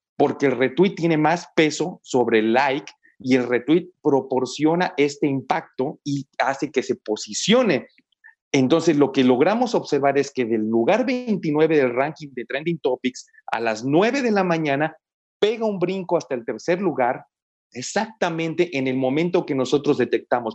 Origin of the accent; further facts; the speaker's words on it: Mexico; los que somos mexicanos